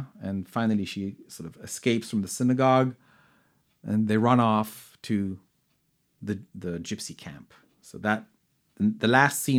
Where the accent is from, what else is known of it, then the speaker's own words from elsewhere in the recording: Granada, Andalusia, Spain; growing up in Granada